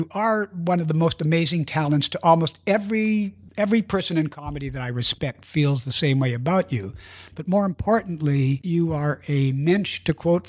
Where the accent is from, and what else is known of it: Canada